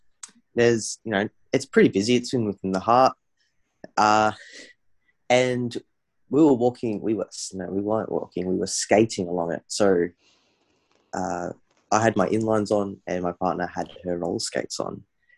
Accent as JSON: {"language": "English", "town": "Melbourne", "region": "Victoria", "country": "Australia", "said": "we're from Melbourne"}